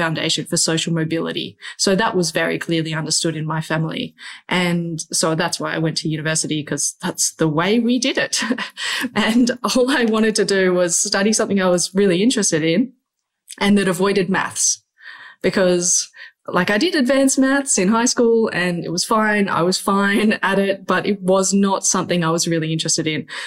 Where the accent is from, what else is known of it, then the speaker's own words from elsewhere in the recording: Byron Bay, New South Wales, Australia; Growing up in Byron Bay is very idyllic